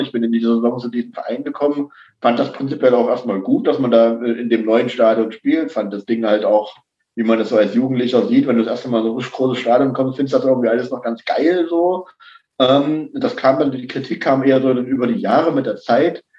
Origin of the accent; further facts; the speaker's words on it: Leipzig, Saxony, Germany; als äh, Leipziger